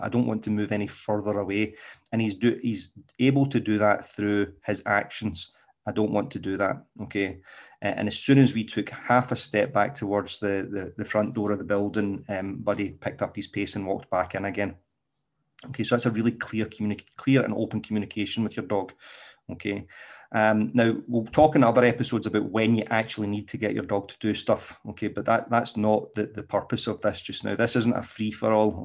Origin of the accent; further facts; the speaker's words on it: Scotland, United Kingdom; accent: Scottish; my exquisite Scottish accent